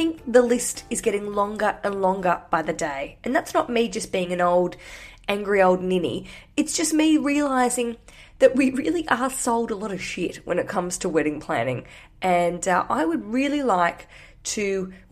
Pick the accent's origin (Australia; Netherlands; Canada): Australia; now in London, United Kingdom; I'm from Australia. I live in London.